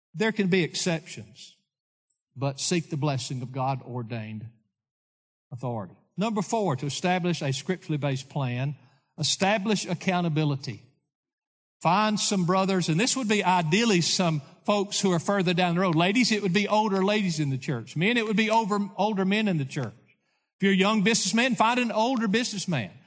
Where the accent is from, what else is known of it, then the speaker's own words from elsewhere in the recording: Lawrenceburg, Tennessee, United States; I grew up in Lawrenceburg, Tennessee